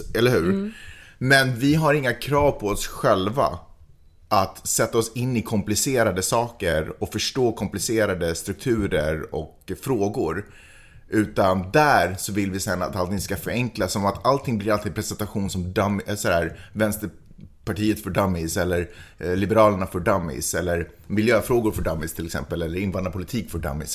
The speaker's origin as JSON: {"language": "Swedish", "country": "Sweden", "said": "som svensk, som ändå är född och uppvuxen eller åtminstone har levt de senaste decennierna"}